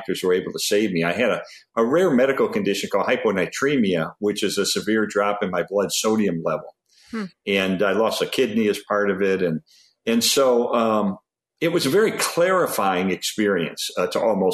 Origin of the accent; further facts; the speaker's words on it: Arlington Heights, Illinois, United States; I grew up in Arlington Heights and went to Prospect High School